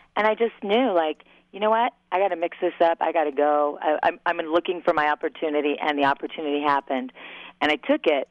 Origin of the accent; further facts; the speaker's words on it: Southern California, United States; moved away as an adult; also born or lived in Long Beach / Los Angeles; now in Minneapolis, United States; I'm from Southern California